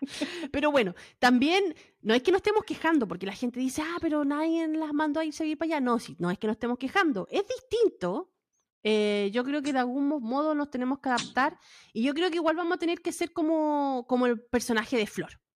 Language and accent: Spanish; Chile; now in United States